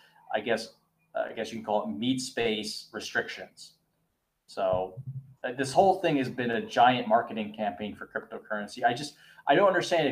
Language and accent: English; United States; as an American